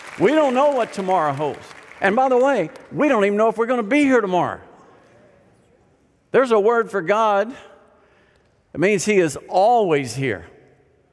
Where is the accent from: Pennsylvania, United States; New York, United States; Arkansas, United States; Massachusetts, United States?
Arkansas, United States; I grew up in Arkansas